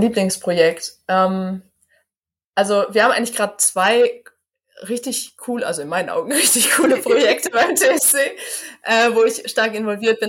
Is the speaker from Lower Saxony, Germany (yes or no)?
no; Gevelsberg, North Rhine-Westphalia, Germany; FC Silschede, ein äh, Fußballverein aus meiner Heimatstadt